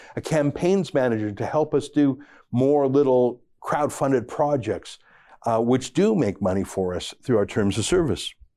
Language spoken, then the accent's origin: English; Canada; being a Canadian conservative